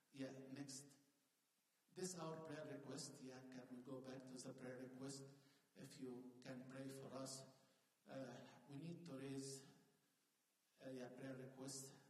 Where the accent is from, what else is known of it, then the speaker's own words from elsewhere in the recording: Asyut, Asyut Governorate, Egypt; moved away as an adult; now in United States; came to my city where I was born in Egypt